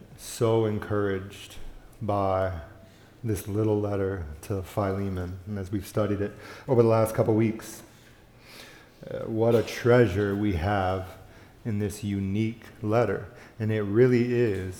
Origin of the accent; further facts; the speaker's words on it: the South, United States; I grew up in the South